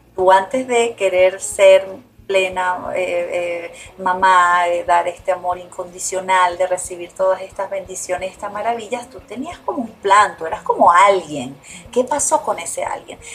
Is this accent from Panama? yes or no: no; Venezuela; moved away; Yo me fui hace 29 años de Venezuela